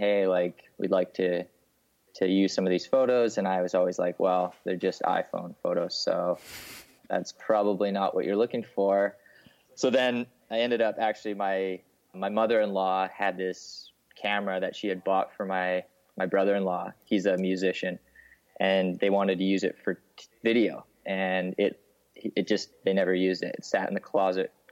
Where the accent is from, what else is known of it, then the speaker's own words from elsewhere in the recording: Salmon Arm, British Columbia, Canada; now in Vancouver, Canada; I grew up in BC in a smaller town just outside, about 5 hours from Vancouver, called Salmon Arm